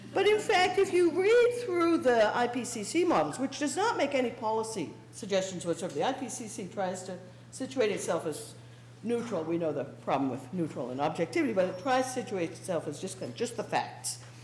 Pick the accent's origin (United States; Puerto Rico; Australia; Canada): Canada; as a Canadian